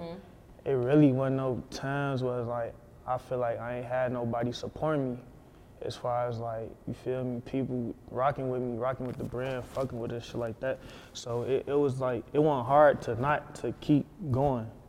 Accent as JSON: {"language": "English", "town": "Chicago", "region": "Illinois", "country": "United States", "tie": "born or raised there", "said": "growing up Chicago"}